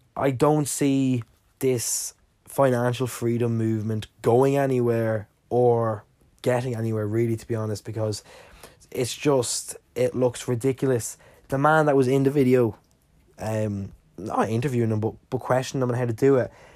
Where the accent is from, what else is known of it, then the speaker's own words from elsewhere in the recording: Ireland; I'm Irish and I live in Ireland